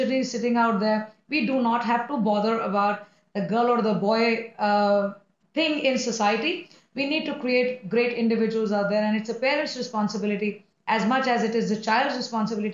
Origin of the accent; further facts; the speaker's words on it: India; we live in India, we come from India, both of us